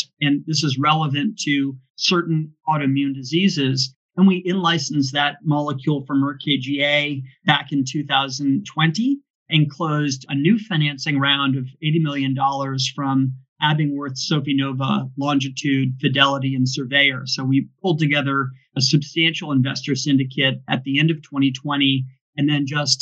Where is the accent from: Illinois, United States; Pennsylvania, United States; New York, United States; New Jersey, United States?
New York, United States; New York City; now in San Francisco, United States; I was born in New York City